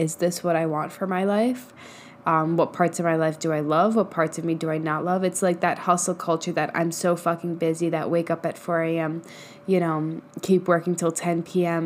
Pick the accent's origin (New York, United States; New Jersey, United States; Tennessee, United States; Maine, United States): New York, United States; moved away as an adult; I grew up in New York for the first 23, 24 years of my life